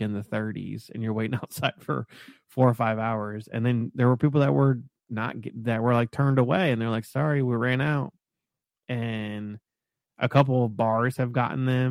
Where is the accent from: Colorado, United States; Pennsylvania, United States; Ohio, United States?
Ohio, United States; Columbus; now in Cincinnati, United States; I'm from Columbus originally.